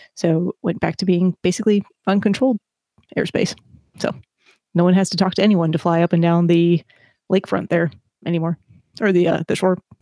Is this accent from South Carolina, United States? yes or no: no; Chicago, Illinois, United States; moved away; also born or lived in Boston; I grew up in Chicago